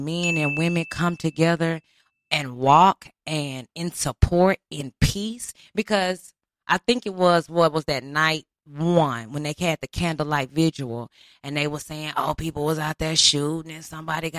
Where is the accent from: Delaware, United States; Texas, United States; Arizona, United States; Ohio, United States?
Texas, United States; Houston; moved away; I'm from Houston